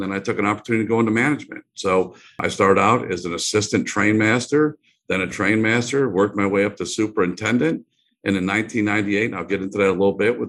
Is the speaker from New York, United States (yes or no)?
yes; New Hartford, New York, United States; moved away as an adult; also born or lived in Gulf Coast; I grew up in upstate New York, a small town outside of Utica called New Hartford, New York, and was born and raised there. Never thought I'd leave upstate New York. And I've been all over the country since that time.